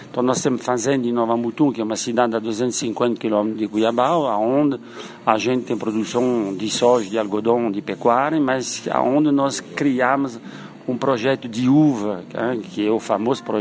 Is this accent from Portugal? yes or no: no; Paris, Île-de-France, France; now in Brazil; nós somos originários de Paris, hein? e nos anos 70, eh, 60, Paris não tinha rugby, hein? o rugby chegou bem depois. E como nós emigramos no sul, a paixão do rugby chegou naturalmente.